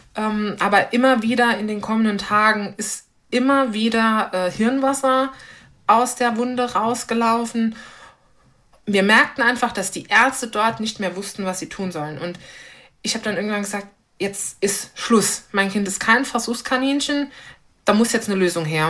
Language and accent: German; Eppelborn, Saarland, Germany; moved away as an adult; now in St. Wendel, Germany; Ich komme aus dem Raum Eppelborn